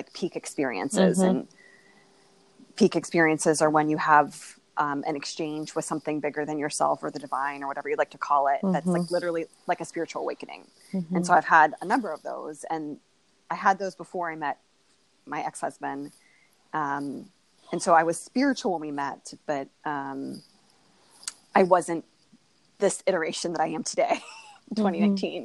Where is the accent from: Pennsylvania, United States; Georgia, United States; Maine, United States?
Pennsylvania, United States; Moon Township; moved away as an adult; also born or lived in Uniontown, Pennsylvania; now in Silver Spring, United States; I grew up in Moon Township